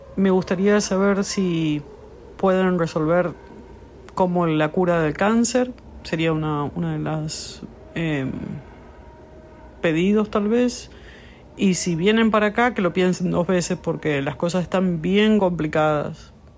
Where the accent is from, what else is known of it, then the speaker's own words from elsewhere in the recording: Argentina; now in New York, United States; vivo en Nueva York y soy argentina